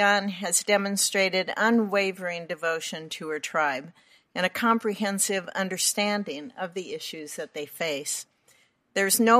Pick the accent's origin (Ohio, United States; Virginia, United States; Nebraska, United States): Nebraska, United States; my home state